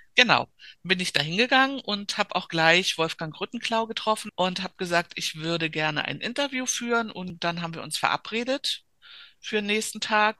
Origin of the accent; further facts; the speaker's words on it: Berlin, Germany; Also ich bin ganz in der Nähe aufgewachsen. Wolliner Straße, die führt direkt auf die Griebenowstraße Straße an der Zionskirche